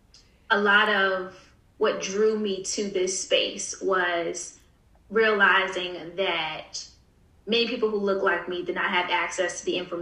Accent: Newport News, Virginia, United States; born or raised there

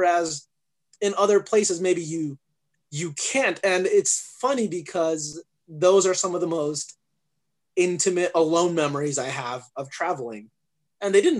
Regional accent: Arizona, United States; also born or lived in England; I grew up here in Arizona.

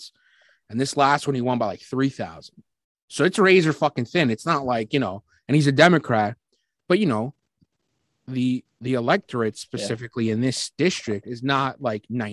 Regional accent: New York City, New York, United States; I was born and raised in Brooklyn

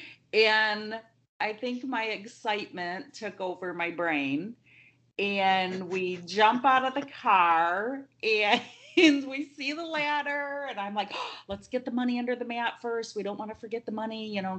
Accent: Linden, Michigan, United States; I grew up in Linden.

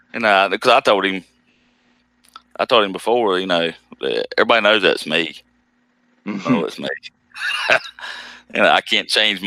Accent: the Carolinas, United States; accent: southern; I'm from the Carolinas

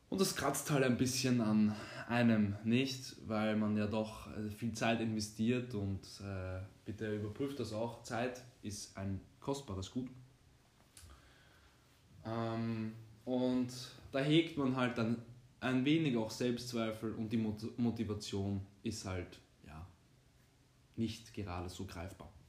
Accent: Austria; bin 20 Jahre jung, studiere zurzeit, habe meinen, äh, bei den Deutschen heißt das Abitur, bei uns in Österreich heißt das ähm, Matura abgeschlossen vor zwei Jahren

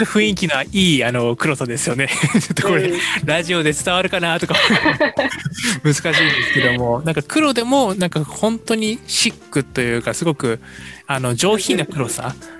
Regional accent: Hiroshima, Japan; 僕も広島出身なので

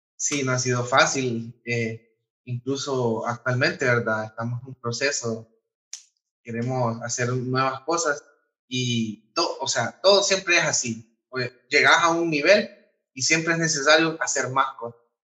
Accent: Honduras; como hondureño

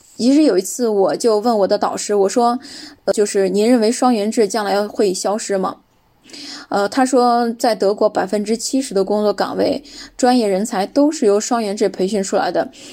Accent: China; 我说这不是我们中国的吗？

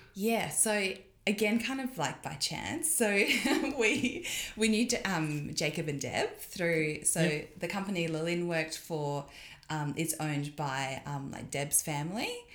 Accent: Perth, Western Australia, Australia; also born or lived in Sydney; now in Hilltop, Australia; I grew up in Perth

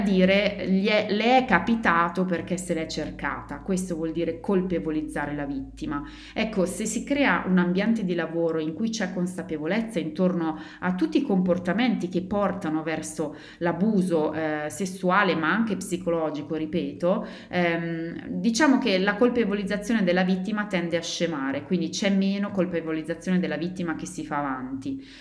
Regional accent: Italy; moved away; mio paese d'origine, in Italia, dove una cosa del genere non esiste

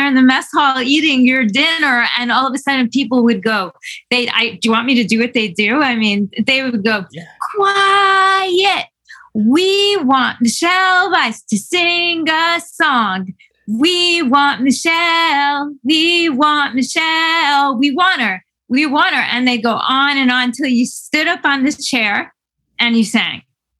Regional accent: New York City, New York, United States; in New York City. Yes, but summer camps were segregated.

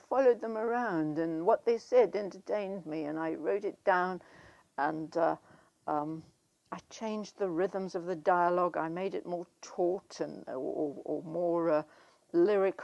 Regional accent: South Africa; moved away as an adult; I grew up in South Africa, which I left when I was 20 in 1963.

